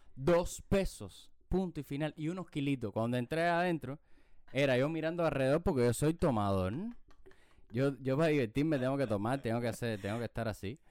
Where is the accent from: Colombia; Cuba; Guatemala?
Cuba; Havana; yo soy de la lisa